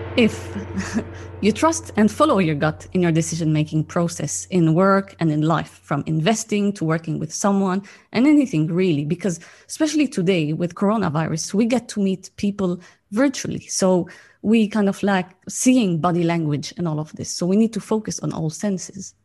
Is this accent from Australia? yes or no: no; Lebanon; also born or lived in Cyprus; I was born in Lebanon actually and during the war. And I lived my early childhood during the war. Then we escaped to Cyprus and then came back